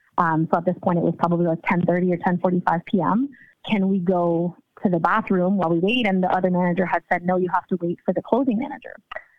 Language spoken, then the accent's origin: English; Ontario, Canada; Ontario, Canada.